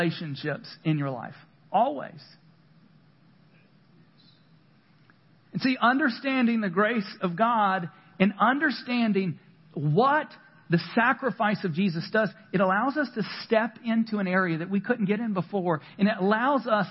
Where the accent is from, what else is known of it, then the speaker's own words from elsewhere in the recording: the South, United States; I grew up in the South